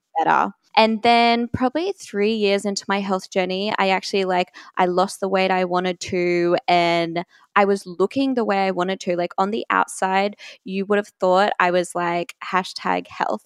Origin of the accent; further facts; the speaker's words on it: Brisbane, Queensland, Australia; I am from Brisbane, Australia